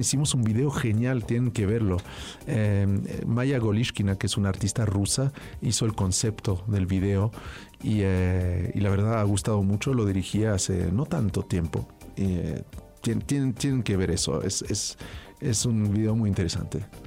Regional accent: France; yo nací en Francia

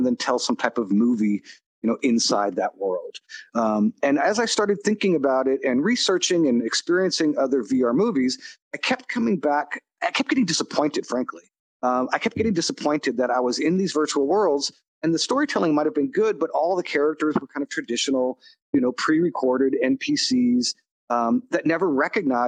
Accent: California, United States; I'm from California and was born in the late 60s.

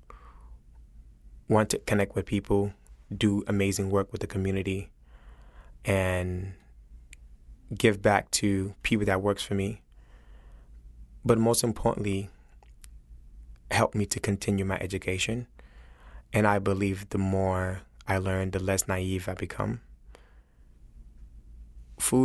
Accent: Senegal; also born or lived in United States; now in New Orleans, United States; born in America, raised in Senegal, came back to America

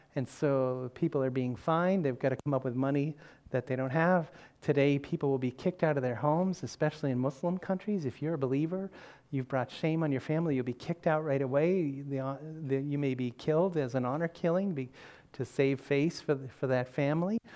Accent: Massachusetts, United States; I said, Massachusetts

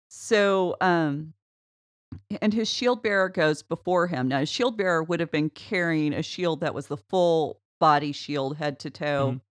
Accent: United States; I'm an American

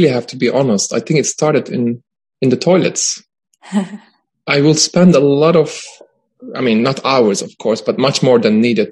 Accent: Istanbul, Turkey; moved away as an adult; now in Stockholm, Sweden; I was born and I grew up in Istanbul

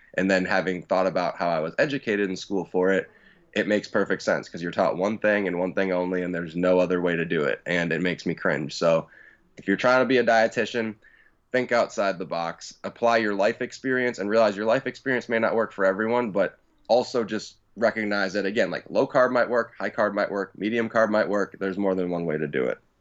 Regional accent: Tampa, Florida, United States; from Tampa, Florida.

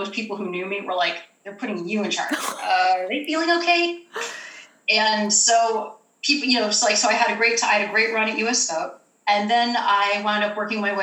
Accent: Huntington Beach, California, United States; also born or lived in Los Angeles County, California; now in Florida, United States; I am from Huntington Beach, California

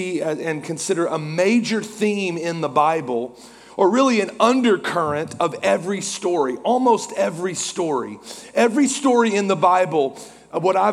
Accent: Norman, Oklahoma, United States; now in Oklahoma City, United States; I am from Norman on the other side of Oklahoma City, and so I'm a diehard Sooner fan

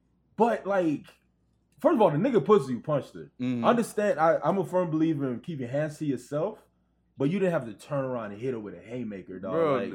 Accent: Brooklyn, New York, United States; I'm from Brooklyn, don't forget that.

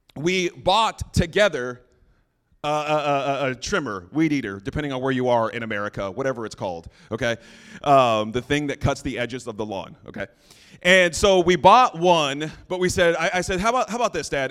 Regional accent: New Mexico, United States; moved away; that's where I'm originally from, New Mexico

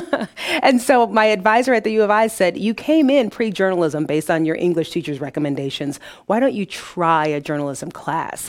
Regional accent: Detroit, Michigan, United States; now in Peoria, United States; Detroit is where I was born.

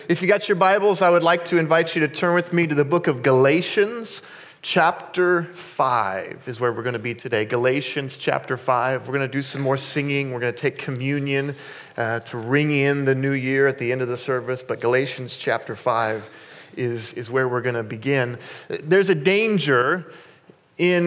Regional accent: Kansas, United States; I grew up in Kansas

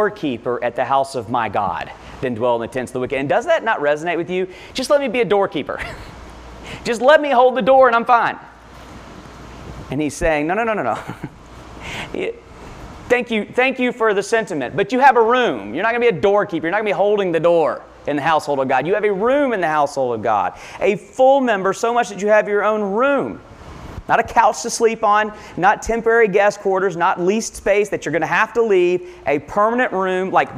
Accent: Lexington, United States; I grew up here in Lexington

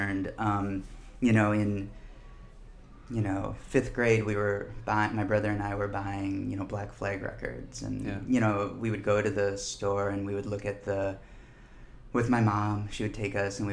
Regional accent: Minneapolis, Minnesota, United States; I grew up in Minneapolis.

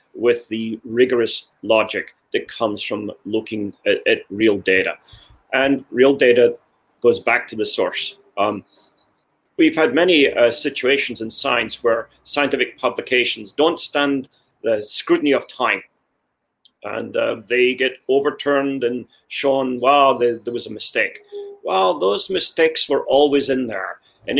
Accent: Scotland, United Kingdom; also born or lived in United States; now in Kansas City, United States; I come from Scotland originally.

